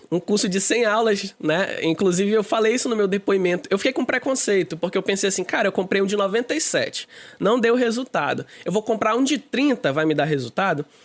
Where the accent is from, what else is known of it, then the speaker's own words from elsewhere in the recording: Manaus, Amazonas, Brazil; Eu sou, eu sou do Amazonas, sou daqui de Manaus.